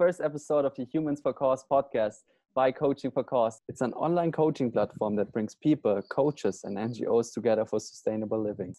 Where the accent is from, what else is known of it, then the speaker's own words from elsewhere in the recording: Germany; now in Bali, Indonesia; I'm the founder of Coaching for Cause. I'm originally from Germany, but based in Bali, Indonesia.